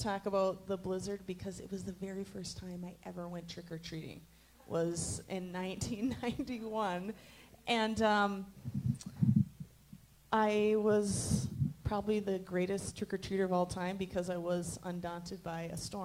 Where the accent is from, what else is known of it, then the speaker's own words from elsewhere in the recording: Cloquet, Minnesota, United States; I grew up here in Cloquet